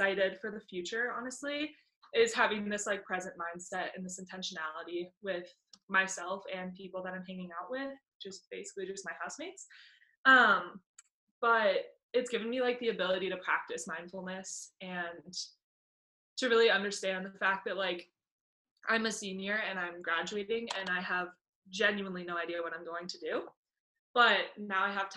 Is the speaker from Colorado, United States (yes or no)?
yes; Littleton, Colorado, United States; I'm from Littleton, Colorado, which is just outside of Denver